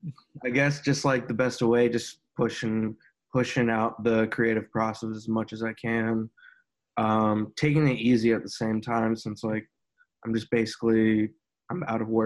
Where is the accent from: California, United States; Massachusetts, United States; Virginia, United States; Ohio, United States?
Virginia, United States; Northern; moved away as an adult; also born or lived in Chicago, Illinois; now in Nashville, United States; I grew up in Virginia, Northern Virginia, but I lived in Chicago for like 5 or 6 years before moving to Nashville. Actually, just moved to Nashville in September.